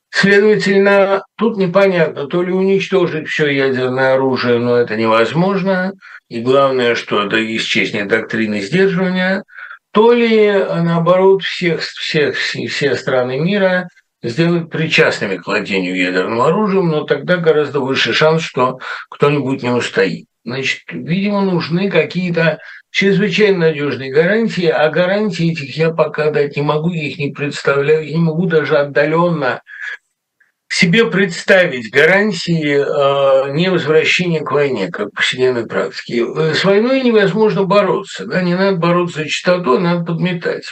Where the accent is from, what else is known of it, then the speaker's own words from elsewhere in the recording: Russia; moved away as an adult; now in United States; я из России